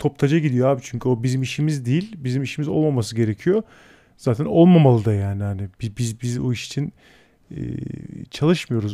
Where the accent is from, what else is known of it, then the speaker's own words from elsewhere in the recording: Istanbul, Turkey; burada doğdum büyüdüm. Ben buralıyım